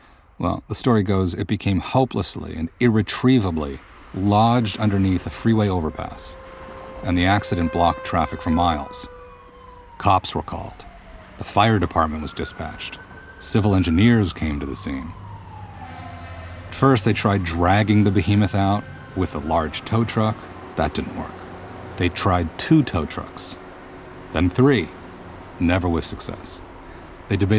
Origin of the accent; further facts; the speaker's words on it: United States; moved away as an adult; now in Germany; I'm an American Jew living in Germany, currently as a visiting scholar at the New Institute